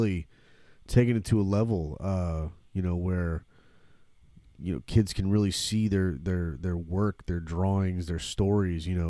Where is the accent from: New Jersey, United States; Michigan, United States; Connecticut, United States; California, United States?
Michigan, United States; now in Florida, United States; I'm originally from Michigan, so I know about that northern cold